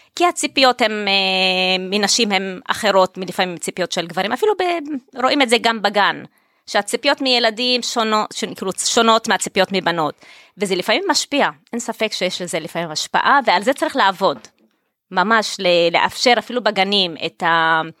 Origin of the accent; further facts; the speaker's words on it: Tel Aviv-Yafo, Tel Aviv District, Israel; אני ילידת יפו, תושבת העיר באמת